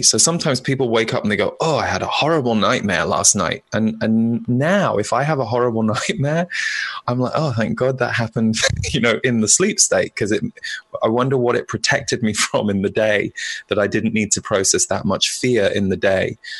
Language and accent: English; United Kingdom; now in United States; as a British person living in America